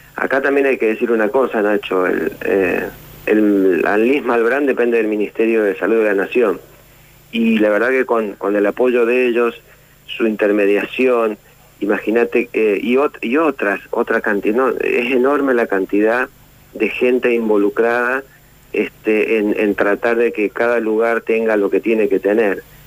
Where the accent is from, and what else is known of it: Argentina